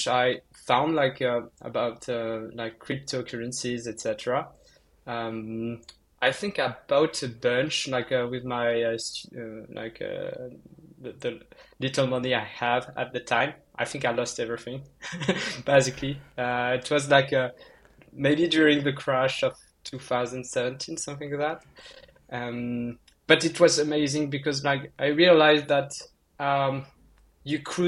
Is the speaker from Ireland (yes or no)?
no; countryside in southwest France, France; moved away as an adult; now in Paris, France; I'm from like the countryside, like in the middle of nowhere in France